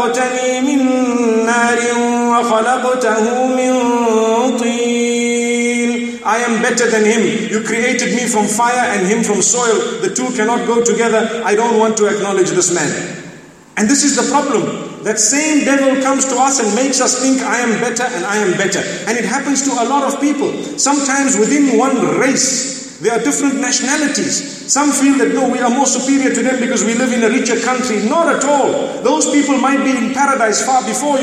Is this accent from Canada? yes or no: no; Zimbabwe; I hold a nationality that is African. And I am proud of being a Zimbabwean